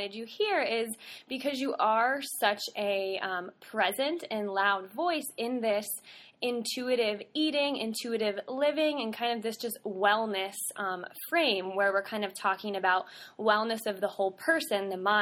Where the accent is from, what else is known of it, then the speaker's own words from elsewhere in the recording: Southern Virginia, United States; I grew up in Southern Virginia